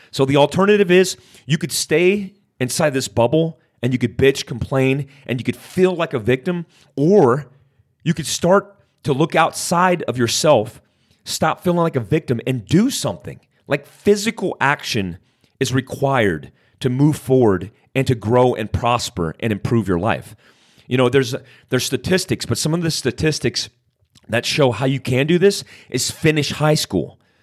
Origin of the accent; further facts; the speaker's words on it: Daytona Beach, Florida, United States; I grew up in Daytona Beach, Florida, on the black side of poverty.